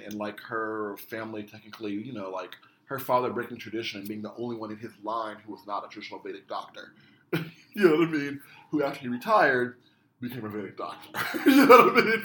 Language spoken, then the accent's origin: English; Denver, Colorado, United States; I grew up in Denver, Colorado